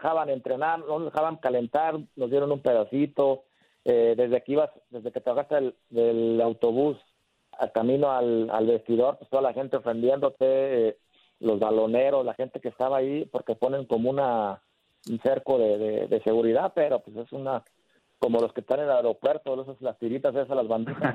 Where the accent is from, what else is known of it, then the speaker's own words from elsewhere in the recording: El Salto, Jalisco, Mexico; yo ando haciendo acá cosas por, los jóvenes de, mi pueblo, donde yo salí, donde yo surgí